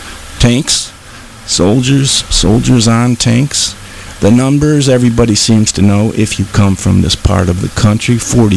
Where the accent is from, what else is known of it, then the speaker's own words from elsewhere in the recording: Grosse Pointe, Michigan, United States; where I grew up on the Far East Side in suburb Grosse Pointe.